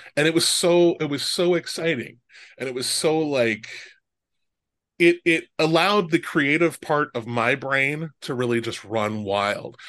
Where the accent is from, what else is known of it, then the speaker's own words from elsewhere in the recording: Omaha, Nebraska, United States; I grew up in Omaha, Nebraska